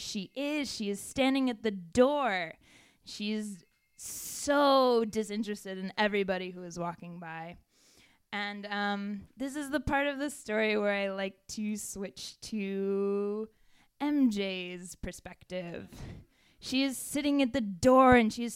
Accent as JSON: {"language": "English", "region": "Connecticut", "country": "United States", "tie": "born or raised there", "also_born_or_lived": "North Carolina", "moved": "as an adult", "said": "I grew up in Connecticut and then went to school in North Carolina"}